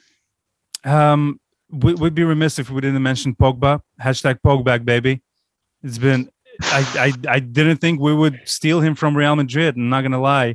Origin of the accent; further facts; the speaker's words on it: Baku, Azerbaijan; moved away; my hometown, Baku, I just came back from a 16-day vacation 20 years after I left.